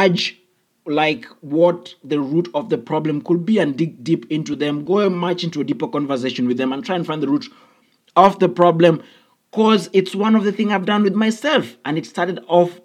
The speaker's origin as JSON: {"language": "English", "country": "Kenya", "said": "I come from an African background, I come from Kenya"}